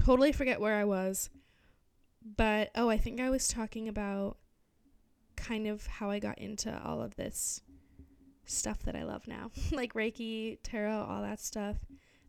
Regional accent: Barrington, Rhode Island, United States; moved away as an adult; also born or lived in Providence, Rhode Island; now in Cape Cod, United States; I grew up in Barrington, Rhode Island

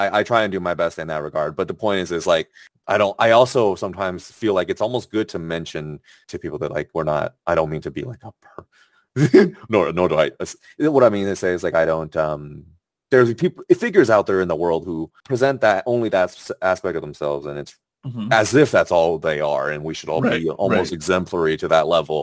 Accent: China; I was born in China

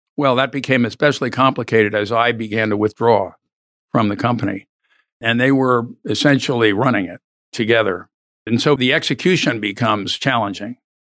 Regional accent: Philadelphia, Pennsylvania, United States; moved away as an adult; now in Austin, United States; I was born in Philadelphia, long way from here

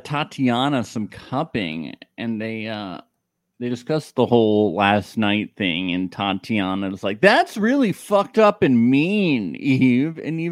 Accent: New York, United States; because I'm from New York

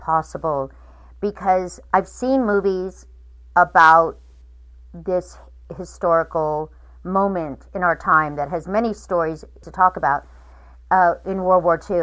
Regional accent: Fresno, California, United States; I'm from Fresno

